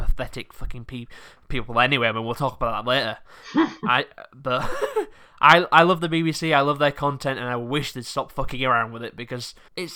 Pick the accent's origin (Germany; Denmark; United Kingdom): United Kingdom; England; I'm a British person I've been abroad, but I've lived in England all my life